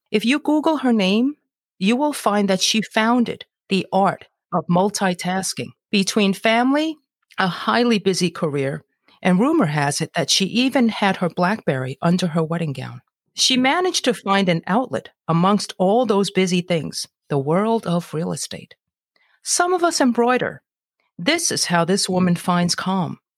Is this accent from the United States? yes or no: yes; New York City, New York, United States; also born or lived in Brazil; I was born in Brazil, South America, from an Asian family, and grew up in Brooklyn, New York.